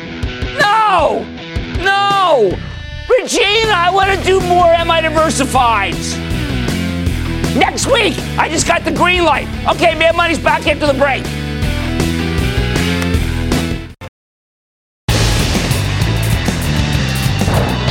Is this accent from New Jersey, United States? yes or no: yes; New Jersey, United States; in my home state of New Jersey